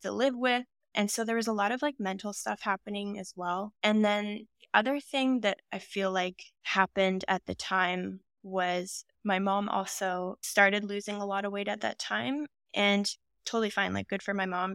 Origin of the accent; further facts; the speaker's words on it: Ontario, Canada; now in Vancouver, Canada; I'm originally from Ontario